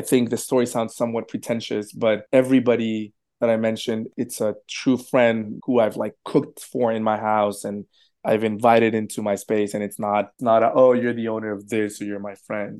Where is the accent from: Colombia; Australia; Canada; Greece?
Colombia; now in New York, United States; I'm an immigrant from Colombia